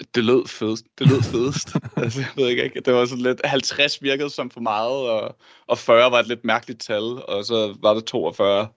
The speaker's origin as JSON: {"language": "Danish", "country": "Denmark", "said": "vi er begge to fra Danmark og bor også i Danmark"}